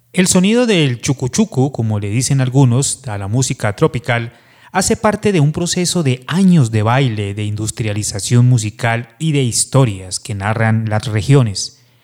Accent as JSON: {"language": "Spanish", "country": "Colombia", "said": "como colombianos"}